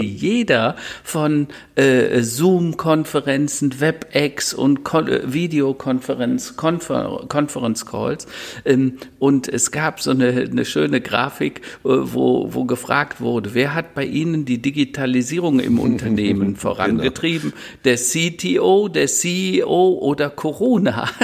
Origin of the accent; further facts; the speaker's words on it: Hennef, North Rhine-Westphalia, Germany; Hennef, meine alte Heimat, da bin ich mal geboren mhm. oder in der Nähe von Hennef